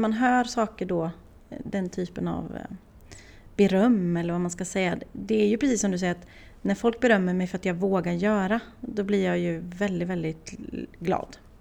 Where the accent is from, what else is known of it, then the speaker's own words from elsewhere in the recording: Åmål, Västra Götaland, Sweden; moved away as an adult; ända tills jag flyttade ifrån Åmål